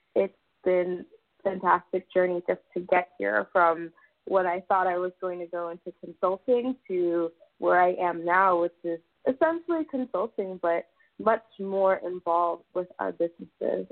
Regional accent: South Florida, United States; I'm actually a South Florida native

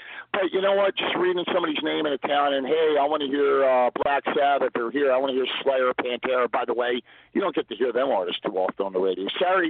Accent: Philadelphia, Pennsylvania, United States; accent: slow Philadelphia drawl; as you can tell from my slow Philadelphia draw, I'm born and raised in South Philadelphia, and my father was a mummer.

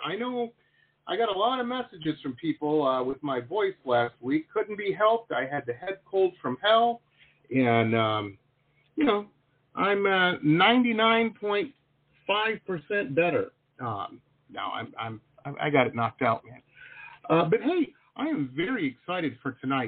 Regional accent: Detroit, Michigan, United States; moved away as an adult; also born or lived in Boston / San Diego; now in South Florida, United States; I grew up in Metro Detroit

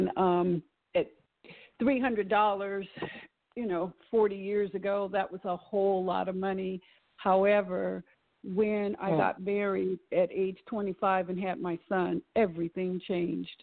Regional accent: East Palo Alto, California, United States; I grew up in East Palo Alto, which is near Stanford University

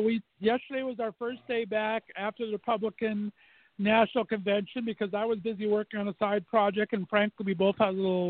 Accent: Azusa, California, United States; moved away; where I grew up in Azusa, California

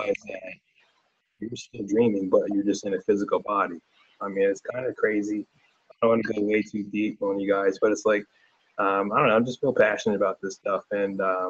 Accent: Delaware, United States; I'm from Delaware

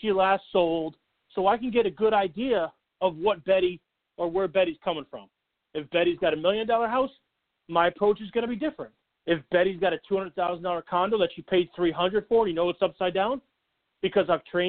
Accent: St. Louis, Missouri, United States; born there; also born or lived in Philadelphia / Southern Illinois / Seattle; now in Boston, United States; You know, I'm not from Boston, right? Born in St. Louis, spent some time in Philadelphia. I'm back to St. Louis, moved over to Southern Illinois for a little while, up to Seattle for the better part of 3 years or so, and back to Philly. Then up here to Boston.

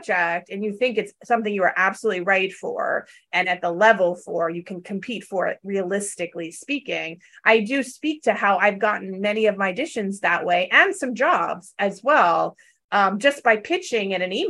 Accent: Valley girl, Southern California, United States; now in New York, United States; I'm from Southern California and I'm a Valley girl. So, but I have lived here now, you know, quite a long time

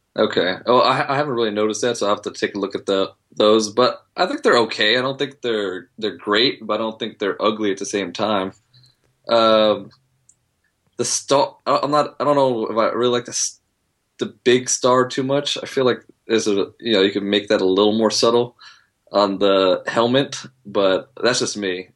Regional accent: Bay Area, outside Oakland, California, United States; I'm from the Bay Area. I'm a little outside of Oakland, so I had the choice of, you know, growing up, I had the choice of either being a Niner fan or a Raider fan.

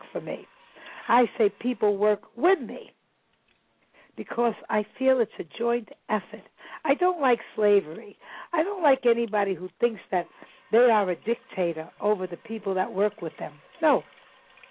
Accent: New York City, New York, United States; moved away; also born or lived in Salem, Massachusetts; I was born in Kings County. I lived in Brooklyn. I was born there

